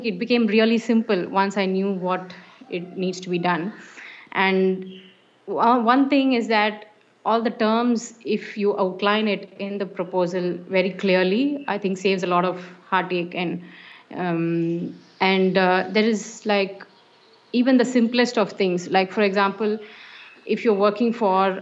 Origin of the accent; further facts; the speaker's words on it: India; my home country, India